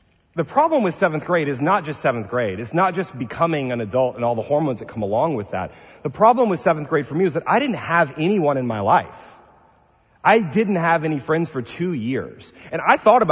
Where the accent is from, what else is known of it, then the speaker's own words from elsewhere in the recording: the South, United States; I'm from the South